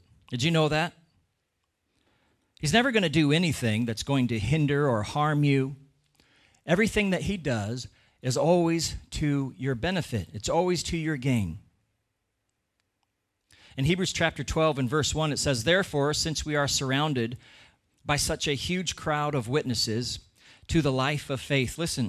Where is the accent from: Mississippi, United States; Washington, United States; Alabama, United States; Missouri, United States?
Washington, United States; Where I grew up in Washington State in America, you know, there'd be a lot of times where we'd have this really thick, heavy fog come